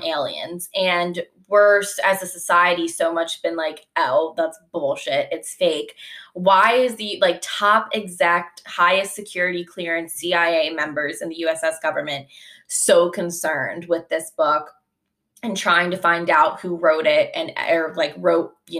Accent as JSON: {"language": "English", "town": "Philadelphia", "region": "Pennsylvania", "country": "United States", "said": "we're from Philadelphia"}